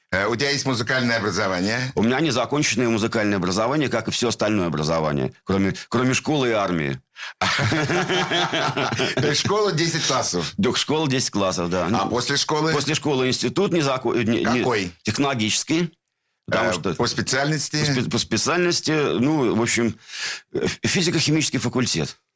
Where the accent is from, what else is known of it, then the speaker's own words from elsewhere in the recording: Saint Petersburg, Russia; born there; В городе Ленинград. Когда да. Э, в 1965